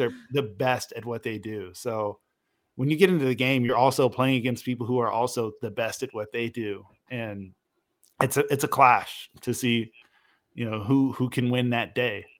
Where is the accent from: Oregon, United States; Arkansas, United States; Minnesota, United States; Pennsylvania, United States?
Oregon, United States; Portland; I grew up in Portland, and I got to grow up around Blazers fans